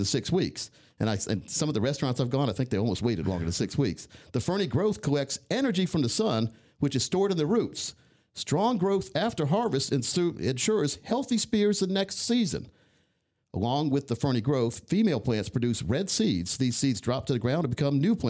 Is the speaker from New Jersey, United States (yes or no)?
no; Scotland County, North Carolina, United States; I used to have a garden growing up in Scotland County, North Carolina